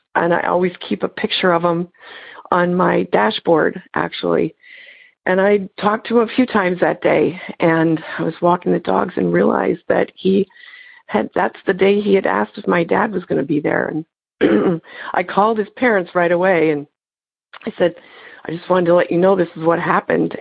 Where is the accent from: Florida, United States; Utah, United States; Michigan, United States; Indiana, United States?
Michigan, United States; Canton; I'm from Michigan, Canton, Michigan